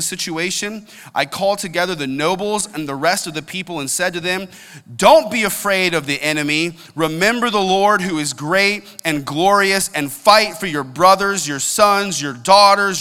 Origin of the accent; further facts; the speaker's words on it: United States; I'm an American, and I'm proud